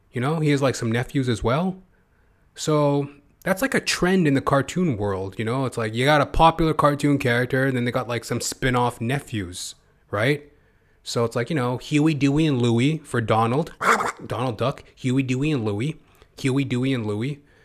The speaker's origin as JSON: {"language": "English", "country": "Canada", "said": "as a Canadian"}